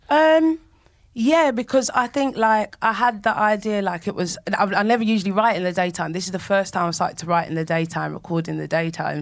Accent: London, United Kingdom; moved away as an adult; now in Nottingham, United Kingdom; I grew up in Manor Park in East London

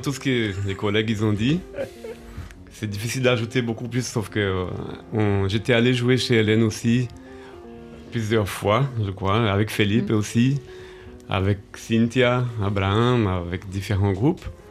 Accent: Brazil; moved away; j'ai grandi au Brésil

